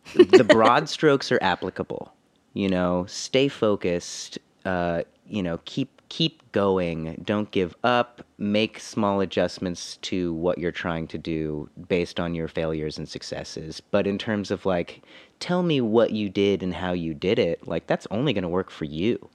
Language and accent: English; Fresno, California, United States; also born or lived in Los Angeles; now in Nashville, United States; my hometown of Fresno